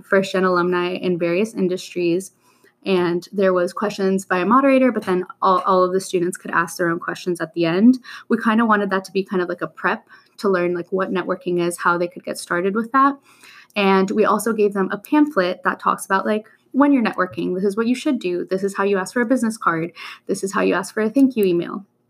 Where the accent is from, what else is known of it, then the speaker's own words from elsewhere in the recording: Miami, Florida, United States; also born or lived in Colombia; My hometown, I was born in Columbia, and I lived there till I was 8, but other than that, my other hometown is Miami, Florida